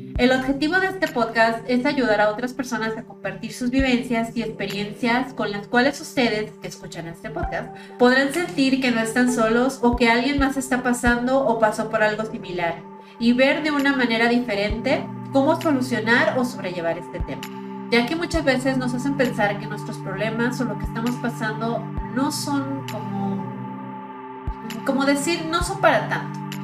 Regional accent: Mexico; soy mexicana

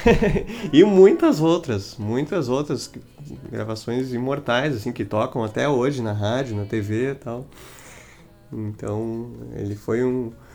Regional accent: Montenegro, Rio Grande do Sul, Brazil; sou natural da cidade de Montenegro

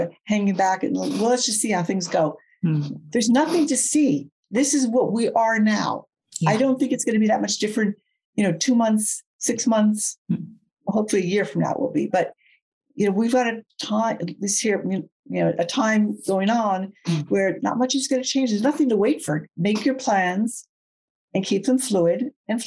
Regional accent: outside New York City, United States; I grew up outside New York City, and I come from a fast speaking family.

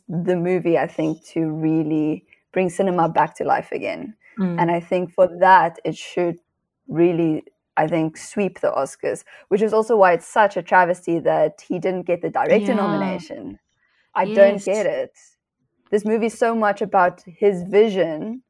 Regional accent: Namibia; moved away; I'm originally from Namibia

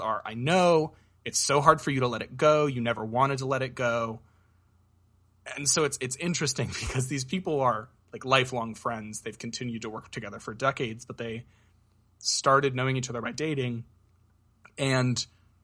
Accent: Portland, Oregon, United States; I grew up in the Portland metro area

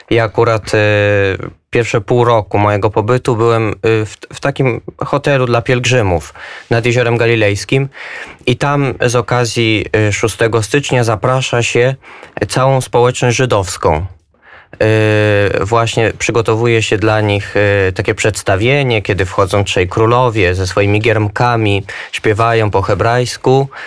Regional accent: Pruszków, Masovian Voivodeship, Poland; also born or lived in Israel; jestem z Pruszkowa pod Warszawą, mam 24 lata.

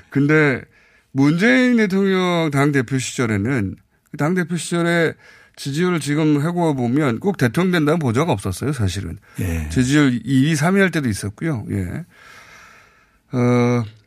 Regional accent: South Chungcheong, South Korea; 저도 고향이 충남인데

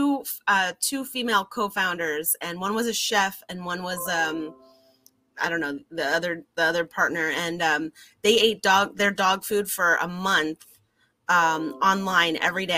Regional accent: California, United States; also born or lived in Canada / London, England; now in Rockaway Park, United States; I was born in Canada, grew up in London, England, and then mainly grew up in California.

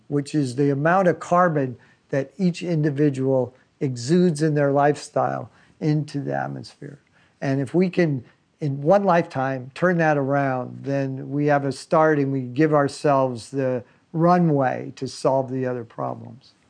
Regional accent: California, United States; I've been spending almost all my life in California, so I've lived all over the state

